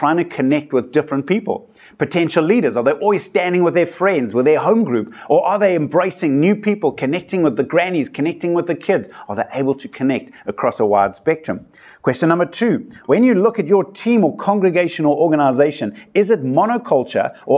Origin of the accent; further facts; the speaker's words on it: South Africa; I come from South Africa where we've got such a diversity of cultures